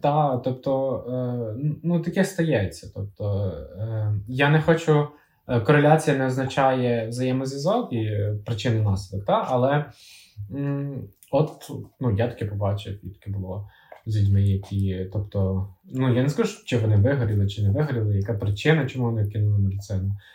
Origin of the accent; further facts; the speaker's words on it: Kyiv, Ukraine; ми з Києва з Наталією